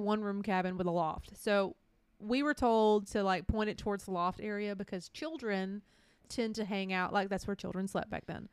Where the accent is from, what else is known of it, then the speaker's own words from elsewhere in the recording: middle Georgia, United States; we did live in, like, middle Georgia as children